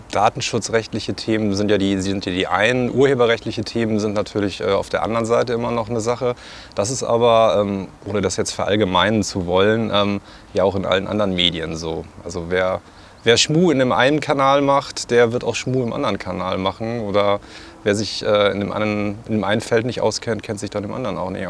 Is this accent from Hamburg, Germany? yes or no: yes; Hamburg, Germany; now in Kiel, Germany; Also, also ganz aktuell komme ich tatsächlich gerade eben aus Kiel, aber ursprünglich vor vielen, vielen Monden komme ich aus Hamburg.